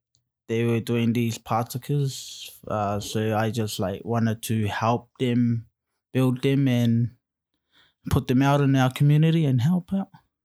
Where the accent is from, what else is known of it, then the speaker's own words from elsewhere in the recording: Gisborne, New Zealand; I'm from Gisborne, brought up in Gisborne, went to Boys High for 5 years